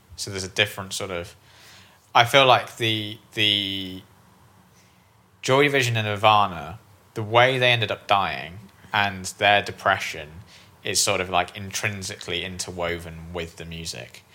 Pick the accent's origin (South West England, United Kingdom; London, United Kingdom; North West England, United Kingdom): South West England, United Kingdom; Bristol; moved away; I'm originally from Bristol